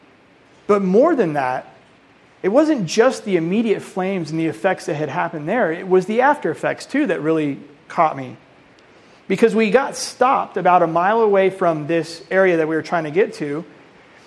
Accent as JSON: {"language": "English", "region": "Colorado", "country": "United States", "moved": "yes", "said": "I'm from Colorado originally"}